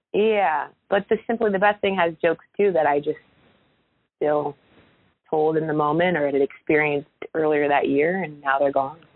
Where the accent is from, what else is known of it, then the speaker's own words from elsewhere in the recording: Oakwood, Ohio, United States; moved away; I grew up in Oakwood